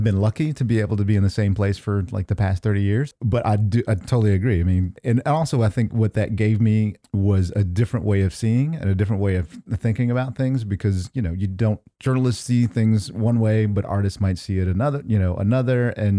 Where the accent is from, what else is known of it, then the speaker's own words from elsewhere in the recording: Nashville, Tennessee, United States; born and raised in Nashville, Tennessee. Yeah.